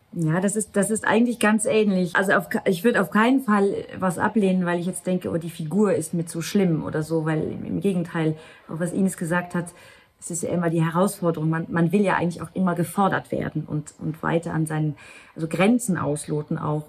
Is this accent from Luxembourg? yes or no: yes; Luxembourg; first language Luxembourgish; German is a second language; moved away as an adult; also born or lived in Germany; auf Luxemburgisch gespielt, was ja eigentlich meine Muttersprache ist